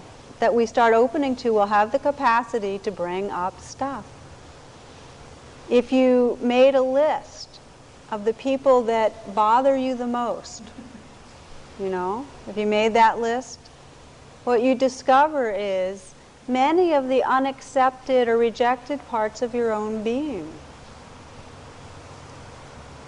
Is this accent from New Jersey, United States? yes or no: yes; Montclair, New Jersey, United States; Montclair, New Jersey, which is my hometown